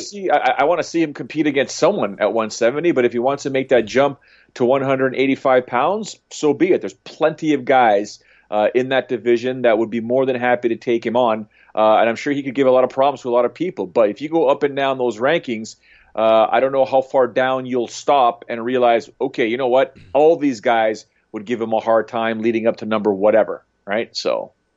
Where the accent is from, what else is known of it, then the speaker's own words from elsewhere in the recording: Canada; being a Canadian